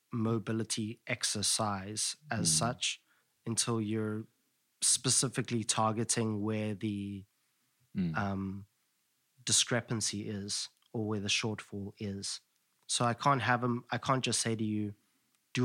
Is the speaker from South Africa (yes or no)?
yes; Johannesburg, Gauteng, South Africa; I grew up in Johannesburg